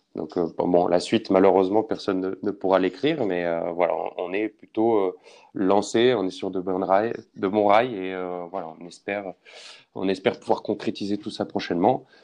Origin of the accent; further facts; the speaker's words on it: Nancy, Grand Est, France; moved away; also born or lived in Paris; je suis originaire de Nancy